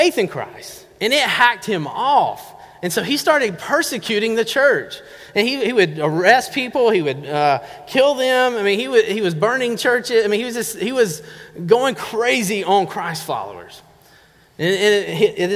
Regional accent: Georgia, United States; also born or lived in North Carolina; now in Oregon, United States; I'm originally from Georgia

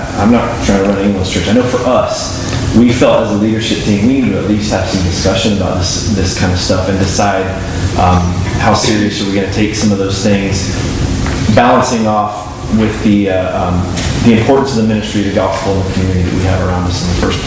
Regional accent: North Carolina, United States; now in Medford, United States; I grew up in North Carolina where Southern Baptists, everybody had church membership

